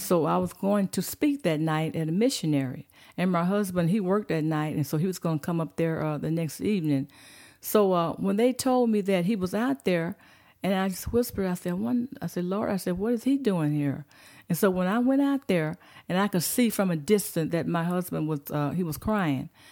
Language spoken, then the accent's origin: English; Fort Worth, Texas, United States; moved away as an adult; now in Prescott Valley, United States; I was born in Fort Worth, Texas